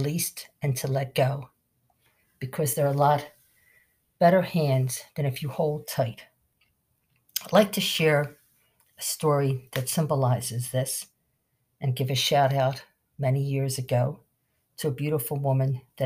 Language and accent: English; Philadelphia, Pennsylvania, United States; South Philly, being born and raised on Bancroft Street